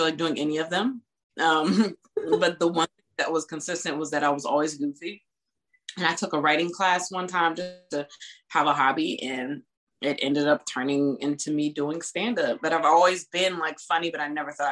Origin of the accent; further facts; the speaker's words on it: Virginia Beach, Virginia, United States; also born or lived in Washington, D.C.; I was born in D.C., but I've been in Virginia all my life, in Virginia Beach all my life